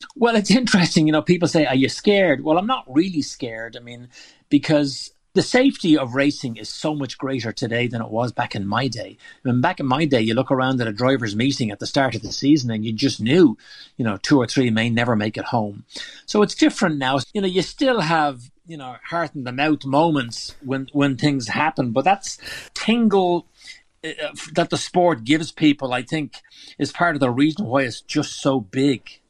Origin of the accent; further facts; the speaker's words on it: Dundrum, Leinster, Ireland; moved away as an adult; also born or lived in America; now in United States; growing up in Dundrum